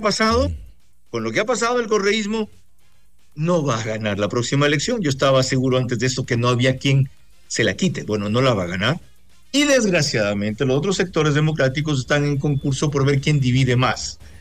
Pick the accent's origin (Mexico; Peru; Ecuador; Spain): Ecuador; Bahía de Caráquez, Manabí; mi tierra, en Bahía de Caracas, y en el cantón Sucre